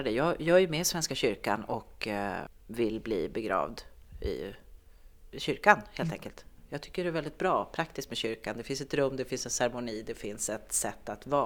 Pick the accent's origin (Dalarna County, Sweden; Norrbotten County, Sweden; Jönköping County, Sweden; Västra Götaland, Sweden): Norrbotten County, Sweden; also born or lived in Malmö; Jag tänkte att jag har bott i Malmö och jag har bott, jag kommer från Norrbotten fast jag är från Tornedalen.